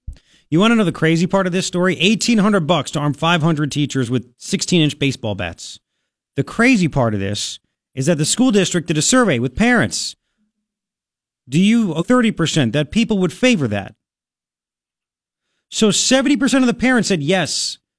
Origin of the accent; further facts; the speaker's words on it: Long Island, New York, United States; I grew up on Long Island. Taxes are out the wazoo.